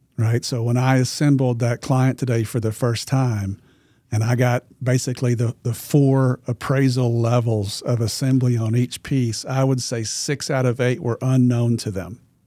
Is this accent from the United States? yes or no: yes; Arkansas, United States; I'm from Arkansas